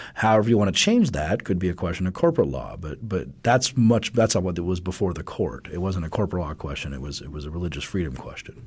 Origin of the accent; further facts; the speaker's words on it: Colorado, United States; my home state of Colorado